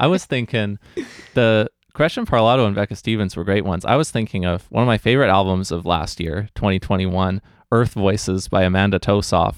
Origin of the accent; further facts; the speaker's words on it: New Westminster, British Columbia, Canada; I grew up here in New West